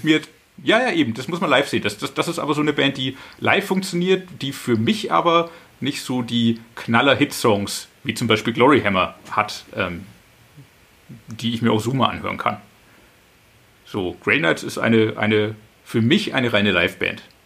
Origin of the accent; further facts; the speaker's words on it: Franconia, Bavaria, Germany; Ich komme auch aus der Region, natürlich. Ich bin davor vorgeprägt aus Franken